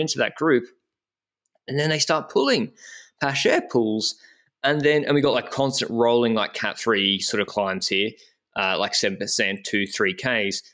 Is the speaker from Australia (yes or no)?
yes; Brisbane, Queensland, Australia; I'm from Australia, from Brisbane